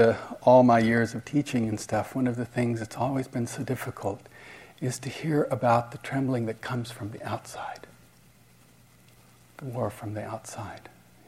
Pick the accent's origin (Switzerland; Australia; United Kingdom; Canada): Switzerland; I told my parents were divorced, and I grew up in Switzerland